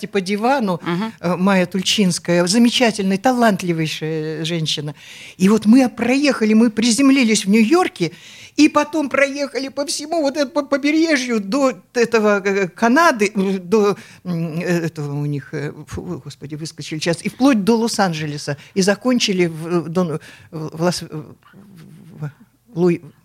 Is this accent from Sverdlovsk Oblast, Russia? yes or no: no; Omsk, Omsk Oblast, Russia; moved away; also born or lived in Moscow; я сибирячка, я из Омска